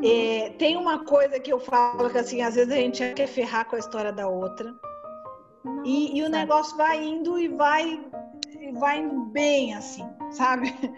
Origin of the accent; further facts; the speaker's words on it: São Paulo, Brazil; moved away as an adult; now in Presidente Prudente, Brazil; vim aqui para o interior, que eu sou de São Paulo capital.